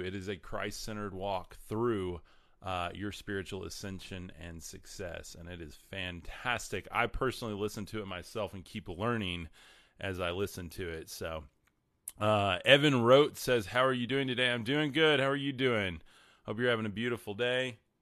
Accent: West Texas, United States; I'm from West Texas

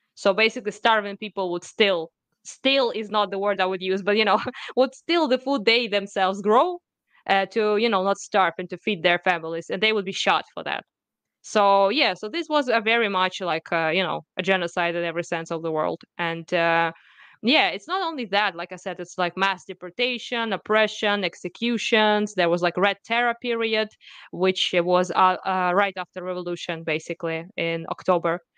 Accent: Kharkiv, Kharkiv Oblast, Ukraine; I was born in Ukraine, I was raised in Ukraine, it's my country, it's my people

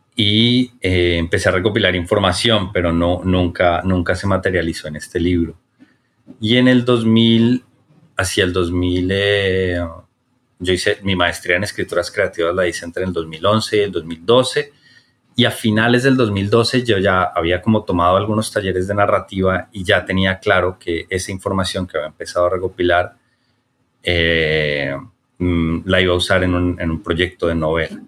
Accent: Bogotá, Colombia; quienes nacimos y crecimos en, en Bogotá

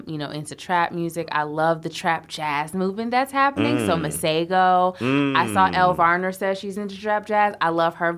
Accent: Houston, Texas, United States; moved away; also born or lived in Chicago; I was born in Houston. So grew up there, moved to Chicago

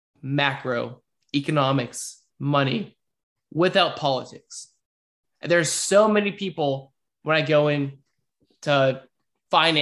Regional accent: United States; as an American

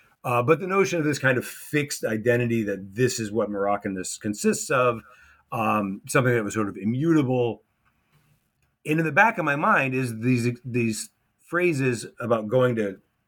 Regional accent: United States; going back to that experience of being an American at an American school, projecting American culture

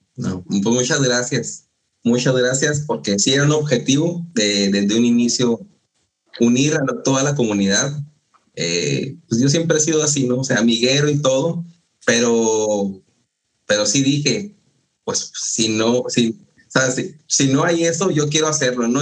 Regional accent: Mexico; yo que vengo de México

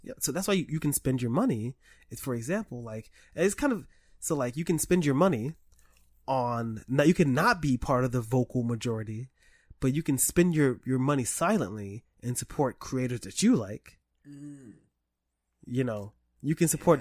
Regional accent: New York City, New York, United States; I grew up in the Bronx.

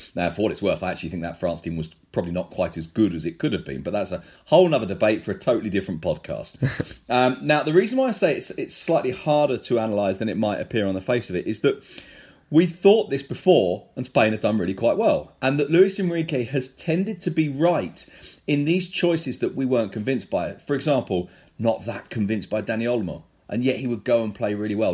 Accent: London, United Kingdom; we're two guys from London

